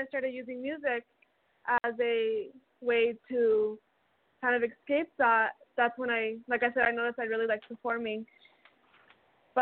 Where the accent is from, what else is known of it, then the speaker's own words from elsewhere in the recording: Albuquerque, New Mexico, United States; I am originally from Albuquerque, New Mexico